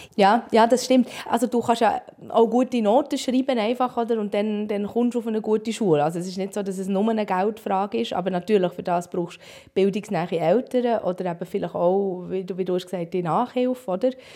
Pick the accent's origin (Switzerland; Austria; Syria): Switzerland; moved away as an adult; also born or lived in Poland; now in Warsaw, Poland; bei uns in der Schweiz